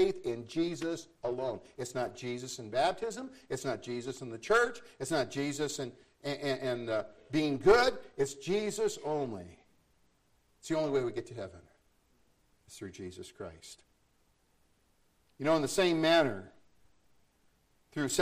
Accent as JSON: {"language": "English", "country": "United States"}